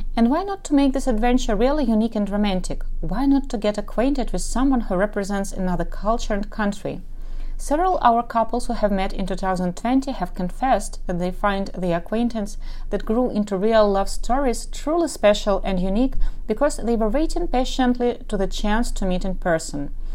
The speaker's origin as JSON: {"language": "English", "country": "Ukraine", "first_language": "Russian", "second_language": "English", "said": "I am from Ukraine and my mother tongue is Russian, so yes, I speak with an accent"}